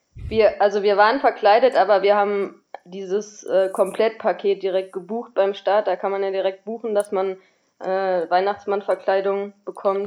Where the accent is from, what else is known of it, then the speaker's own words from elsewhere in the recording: Düsseldorf, North Rhine-Westphalia, Germany; in Düsseldorf gelaufen, weil das ist ja auch so ein bisschen meine Heimat